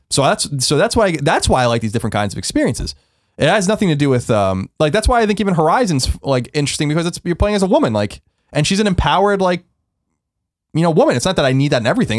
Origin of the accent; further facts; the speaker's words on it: New York, United States; now in San Francisco, United States; growing up in New York